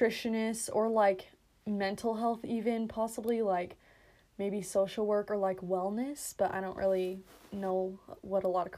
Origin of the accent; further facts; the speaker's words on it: Twin Falls, Idaho, United States; And we are from Twin Falls, Idaho. America.